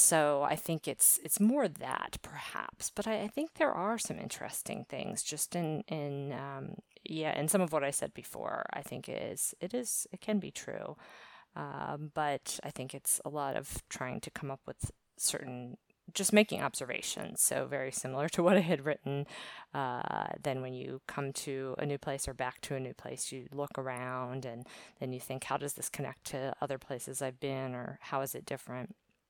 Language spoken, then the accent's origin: English; Maryland, United States; also born or lived in Virginia; now in Valencia, Spain; My location is Valencia, Spain. I'm originally from the East Coast of the U.S., basically Maryland, born in Virginia and lived a lot of places on the East Coast.